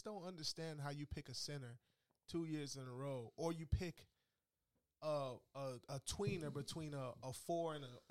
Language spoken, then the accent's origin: English; Orlando, Florida, United States; my hometown team